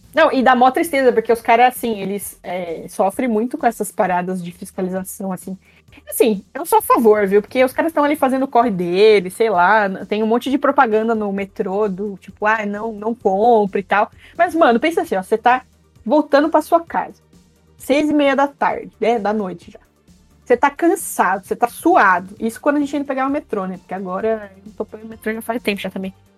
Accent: interior of São Paulo, Brazil; now in São Paulo, Brazil; eu vim do interior de São Paulo, aí eu vim mudar pra São Paulo

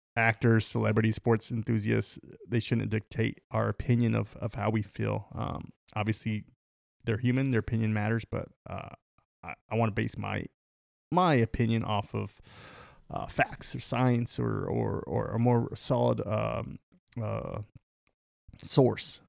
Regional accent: United States; we're American, the Uni-, the United States of America.

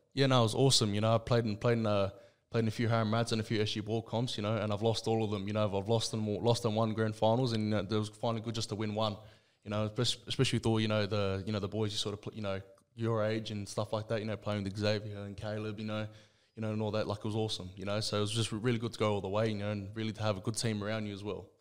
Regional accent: Sydney, New South Wales, Australia; I was born and raised in Liverpool, Sydney.

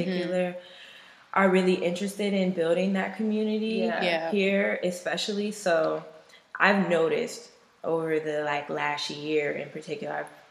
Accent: Seattle, Washington, United States; also born or lived in Renton, Washington; I'm from Seattle. I was born, raised in Skyway, and yeah, I guess it's arguable whether that's a part of Seattle

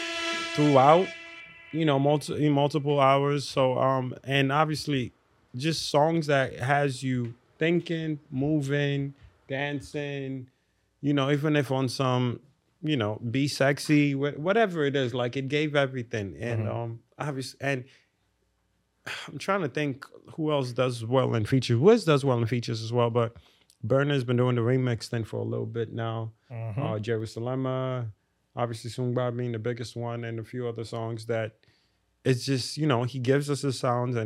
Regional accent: Ghana; As a Ghanaian man

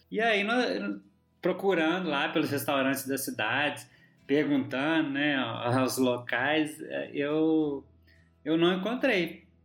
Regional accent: Minas Gerais, Brazil; moved away; como bom mineiro

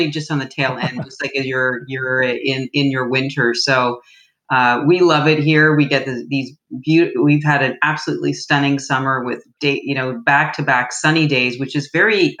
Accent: Canada; I'm from Canada

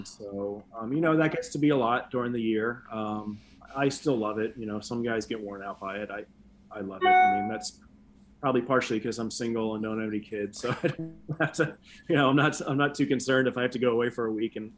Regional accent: Philadelphia, Pennsylvania, United States; moved away; Philly's my hometown

